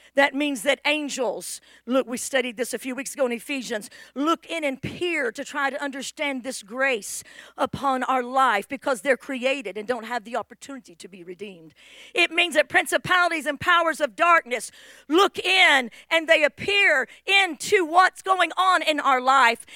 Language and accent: English; California, United States; moved away; I was from Cali where we dressed like hippies